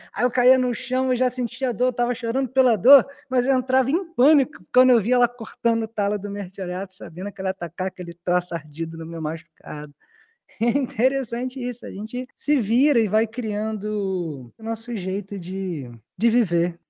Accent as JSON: {"language": "Portuguese", "region": "Rio de Janeiro", "country": "Brazil", "tie": "born or raised there", "said": "Eu sou, eu sou nascido e criado na Zona Oeste, no bairro de Senador Camará"}